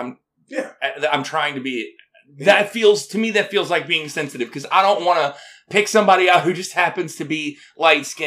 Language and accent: English; Arkansas, United States; I'm from Arkansas